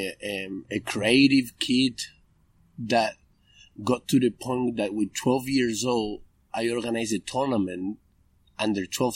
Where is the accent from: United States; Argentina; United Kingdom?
Argentina; Reconquista, Santa Fe; English is a second language; moved away as an adult; also born or lived in Chile; now in Australia; As a young kid who's growing up in Reconquista, which is a city